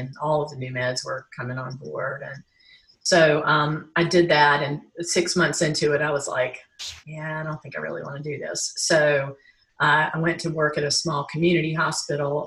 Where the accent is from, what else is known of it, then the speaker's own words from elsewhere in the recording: Greensboro, North Carolina, United States; now in Asheville, United States; I am a native North Carolinian. I live in Asheville right now, but I grew up in Greensboro